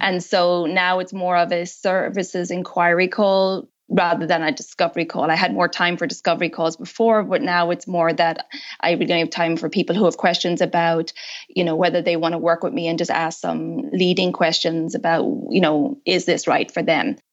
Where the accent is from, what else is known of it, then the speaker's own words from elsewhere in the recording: Ireland; also born or lived in United States; now in France; I'm originally from Ireland.